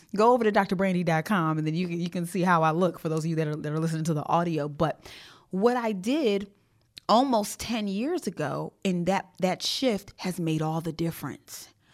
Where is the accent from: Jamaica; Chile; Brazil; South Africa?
Jamaica; I am Jamaican.